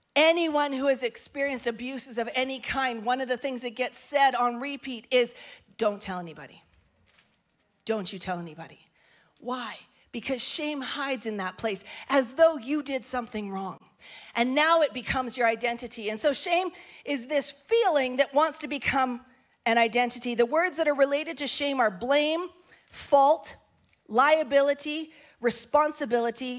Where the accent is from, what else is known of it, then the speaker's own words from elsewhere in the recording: Grande Prairie, Alberta, Canada; I'm from Grand Prairie, Alberta, northern Canada.